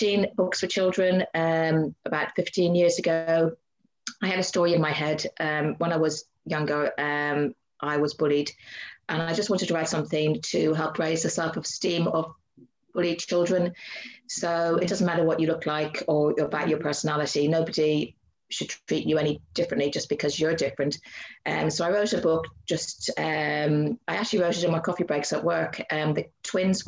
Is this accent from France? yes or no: no; Ireland; moved away as an adult; also born or lived in Llandudno, Wales; now in Guernsey; I'm an Irish writer.